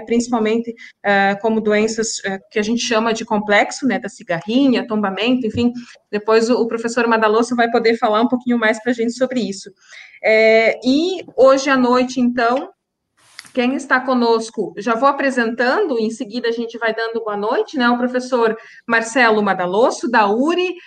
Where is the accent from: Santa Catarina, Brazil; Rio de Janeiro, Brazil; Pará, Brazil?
Santa Catarina, Brazil; Santa Catarina também, a minha terra, de onde eu sou natural